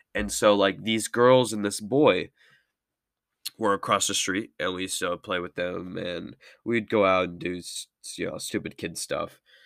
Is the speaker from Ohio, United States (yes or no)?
no; Merced, California, United States; I'm from Merced, California. I'm sixteen.